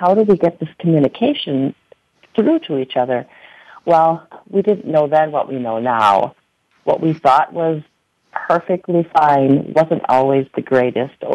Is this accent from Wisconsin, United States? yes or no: yes; Kiel, Wisconsin, United States; In 2003, we bought our second store in my hometown of Kiel, Wisconsin.